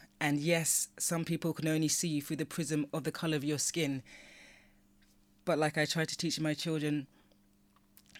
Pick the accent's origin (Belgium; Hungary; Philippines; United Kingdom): United Kingdom; also born or lived in London / Nigeria; I have a British culture, like I've been brought up within the British culture.